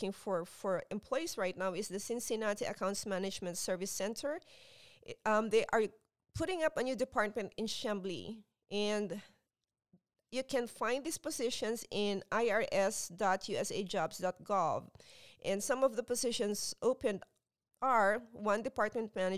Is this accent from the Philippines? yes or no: yes; Philippines; now in United States; when I was growing up in the Philippines